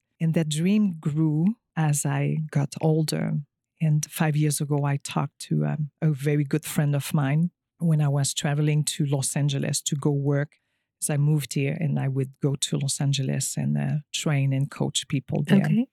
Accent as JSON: {"language": "English", "region": "Quebec", "country": "Canada", "tie": "born or raised there", "also_born_or_lived": "California", "second_language": "English", "moved": "as an adult", "said": "I am French Canadian. I come from a small village about an hour from Montreal"}